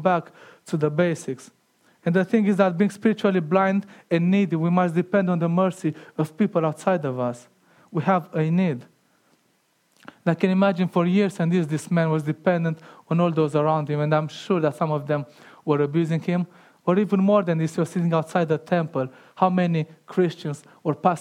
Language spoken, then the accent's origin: English; Romania; moved away; growing up in Romania